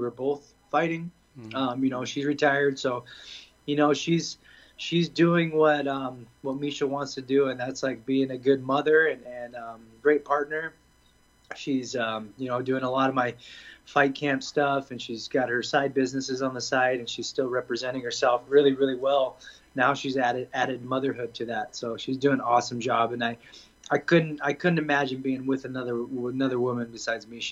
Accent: Boise, Idaho, United States; moved away as an adult; also born or lived in London / California; now in Las Vegas, United States; I'm from Boise. Went to college at Boise State

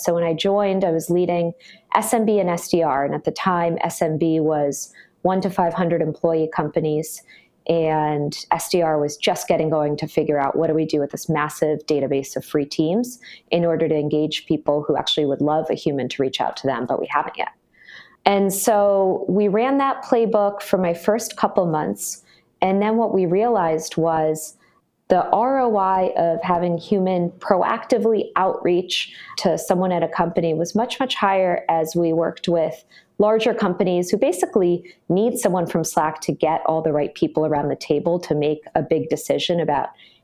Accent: Brookline, Massachusetts, United States; moved away as an adult; also born or lived in Philadelphia, Pennsylvania; now in San Francisco Bay Area, United States; I'm from Boston originally, a town called Brookline

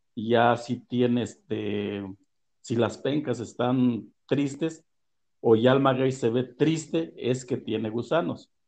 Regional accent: Tehuacán, Puebla, Mexico; now in San Antonio Texcala, Mexico; soy originario de Santa Ana, Telosto, Tehuacán, Puebla. Y eh, nací un 24 de diciembre de 1954 allá por una ranchería

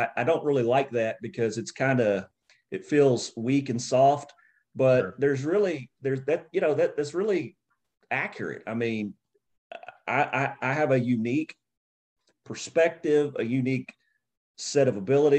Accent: Nashville, Tennessee, United States; I grew up in Nashville, Tennessee

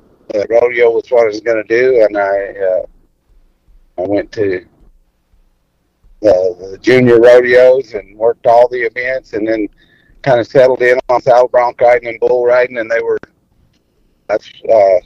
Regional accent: New Mexico, United States; also born or lived in Artesia, New Mexico / El Paso, Texas / West Texas; I grew up in New Mexico and West Texas. Actually, went to school all through high school in El Paso, but I was born in Artesia, New Mexico, and we spent most of our time in New Mexico

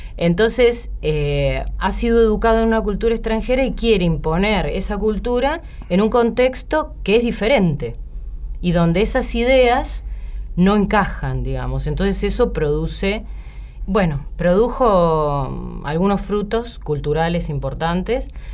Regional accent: La Plata, Buenos Aires Province, Argentina; moved away as an adult; now in Buenos Aires, Argentina; yo soy de La Plata y cuando terminé el secundario, yo quería vivir en Buenos Aires

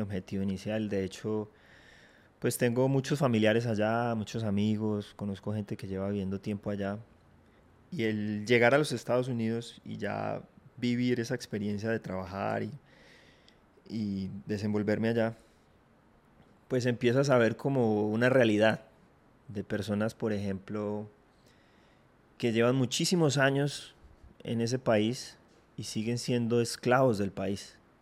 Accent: Armenia, Quindío, Colombia; also born or lived in Filandia, Quindío; yo nací en Armenia, mi hermana también. De hecho, nos formamos allá, fuimos al colegio, estudiamos toda la primaria en Armenia pero luego nos tuvimos que mudar hacia Finlandia

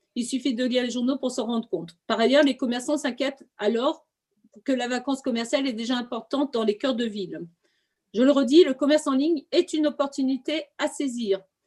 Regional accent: Quimper, Brittany, France; je suis de Quimper

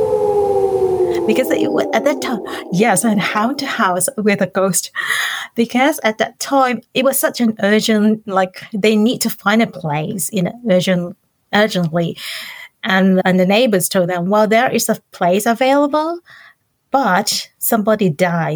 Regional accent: Hong Kong; moved away as an adult; now in Hokkaido, Japan; I'm from Hong Kong

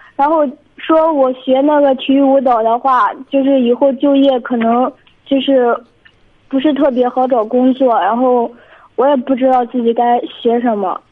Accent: Binzhou, Shandong, China; 我是荆州的

